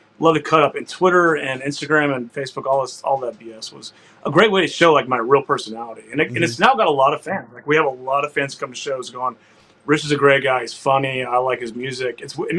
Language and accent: English; Houston, Texas, United States; I was born and raised in Houston, but when I had chili, there was beans in it.